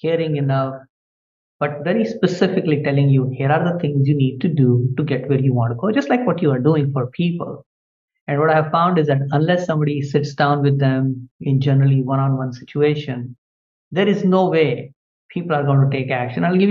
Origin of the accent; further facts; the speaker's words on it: India; moved away as an adult; now in United States; I was born in India and my parents were quite poor.